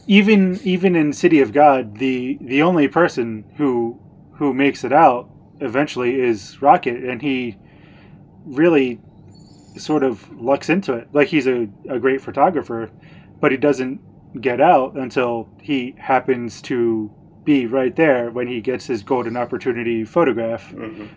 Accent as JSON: {"language": "English", "country": "United States", "said": "a white American"}